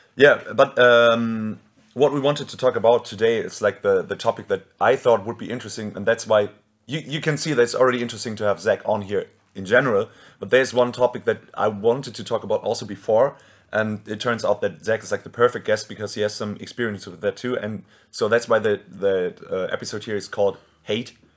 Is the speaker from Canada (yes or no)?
no; Germany